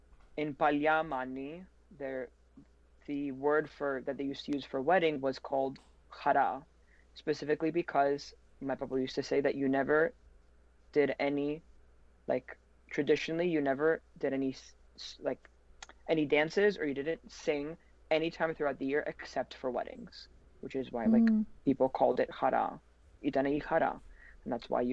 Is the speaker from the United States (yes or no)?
no; Mani, Peloponnese, Greece; And I come from Mani, like the portion of Mani that's in Lakonia.